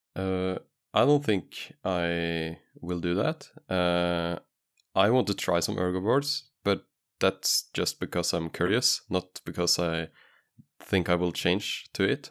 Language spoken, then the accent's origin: English; Norway; English is a second language; I was from Norway, so I could just say, "Oh, English is not my main language."